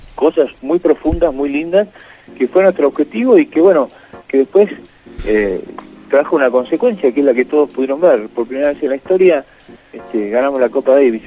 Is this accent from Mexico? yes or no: no; Argentina; Y esos somos los argentinos